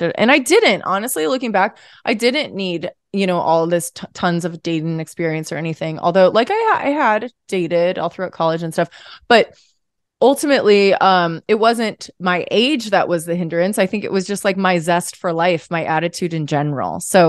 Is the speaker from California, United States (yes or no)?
no; St. Louis, Missouri, United States; No, I'm from St. Louis, Missouri. Where we're coming from. We're coming from St. Louis, Missouri today, right now.